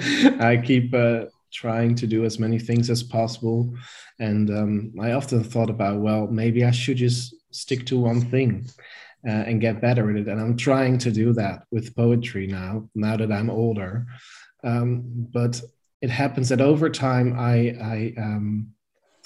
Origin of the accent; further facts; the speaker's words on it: near Rotterdam, South Holland, Netherlands; moved away as an adult; now in Amsterdam, Netherlands; I was born in Rotterdam. In the Netherlands. And I grew up in a small town near Rotterdam, I think 10 minutes from Rotterdam.